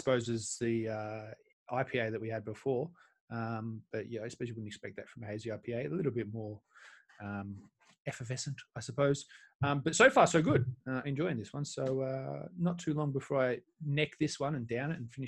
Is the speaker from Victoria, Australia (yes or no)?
yes; Melbourne, Victoria, Australia; now in United Kingdom; I'm from Melbourne originally.